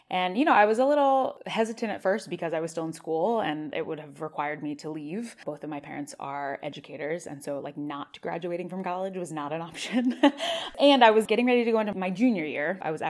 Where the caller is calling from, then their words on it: Los Angeles, California, United States; I am calling from Los Angeles, California.